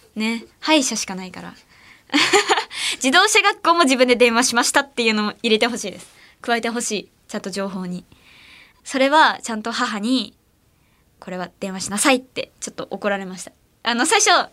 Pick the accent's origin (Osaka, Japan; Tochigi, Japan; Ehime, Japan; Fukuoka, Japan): Ehime, Japan; Matsuyama; moved away; 私の出身地の愛媛は